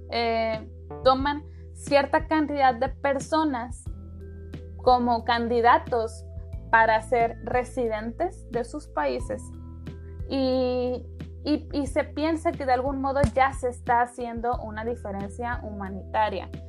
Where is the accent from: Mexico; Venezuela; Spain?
Mexico; México, ¿no? Bueno, de nuestro país